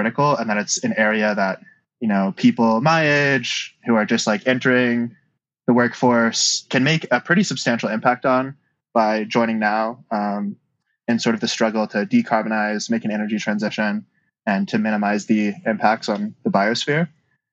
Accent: Utah, United States; moved away; I grew up in Utah

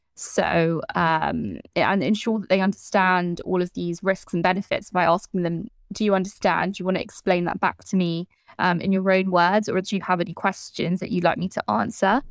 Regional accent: London, United Kingdom; I'm from London

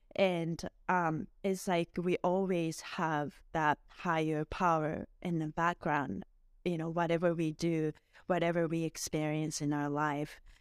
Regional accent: Miyazaki, Japan; moved away as an adult; also born or lived in Edmonton, Canada; now in Vancouver, Canada; I was born and raised in Miyazaki City in Japan, and I came to Canada, uh, originally in two thousand two

